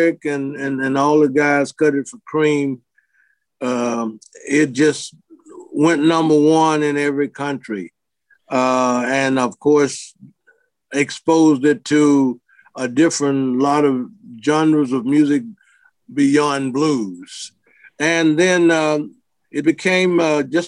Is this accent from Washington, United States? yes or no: no; Memphis, Tennessee, United States; growing up in Memphis